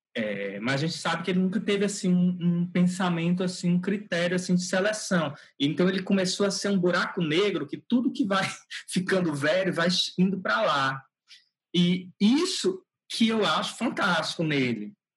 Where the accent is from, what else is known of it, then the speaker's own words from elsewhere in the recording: Teresina, Piauí, Brazil; Eu nasci em Teresina, é, no Piauí. Moro aqui, trabalho aqui, né? Praticamente toda a minha vida eu eu eu nasci aqui.